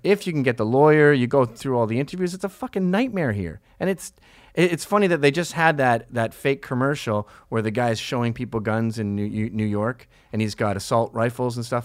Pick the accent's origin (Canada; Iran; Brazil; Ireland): Canada; I grew up in Canada